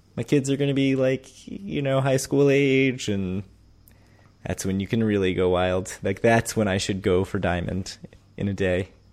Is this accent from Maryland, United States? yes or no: yes; DC suburbs, Maryland, United States; moved away; growing up in Maryland, D C suburb of Maryland